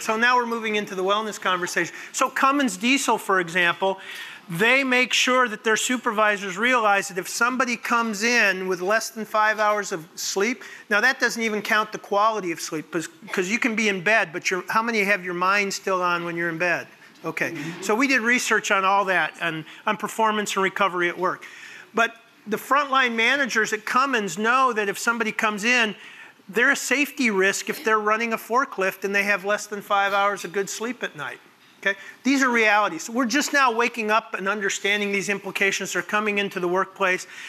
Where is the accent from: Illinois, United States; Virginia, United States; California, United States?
Illinois, United States; Arlington Heights; moved away; this is my hometown. I grew up in Arlington Heights.